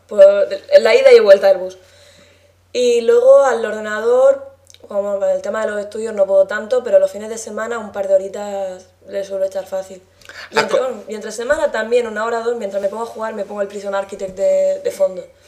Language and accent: Spanish; La Alberca, Region of Murcia, Spain; soy de la alberca, de Murcia